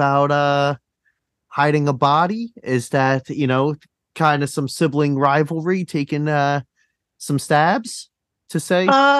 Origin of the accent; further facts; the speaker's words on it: New Jersey, United States; I'm from Jersey